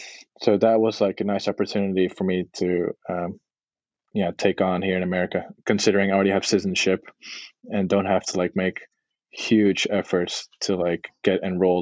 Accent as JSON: {"language": "English", "country": "Netherlands", "tie": "born or raised there", "also_born_or_lived": "Texas, United States", "moved": "yes", "lives_now": "Ohio, United States", "said": "I was born in Texas, and I grew up in the Netherlands, which gives me dual citizenship for being born here in America and having lived there. So I got kind of best of both worlds with a European and a American passport."}